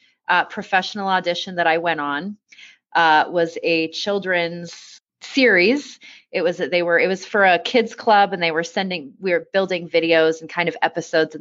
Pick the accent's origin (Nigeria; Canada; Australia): Canada; Vancouver, British Columbia; also born or lived in East Coast of Canada; now in Colorado Springs, United States; I was born on the East Coast of Canada, but I spent most of my growing up in Vancouver, BC, and that is definitely what I would still consider home